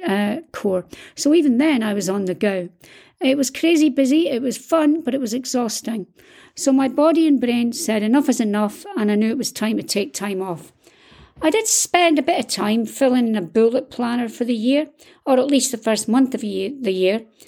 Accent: Scotland, United Kingdom; I'm Scottish

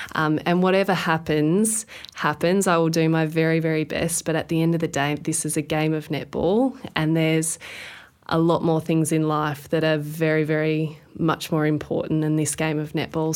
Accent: Queensland, Australia; being a Queenslander

